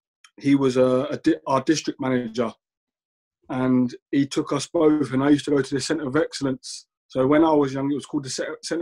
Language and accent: English; London, United Kingdom; I grew up in South London. West Ham wasn't my local team.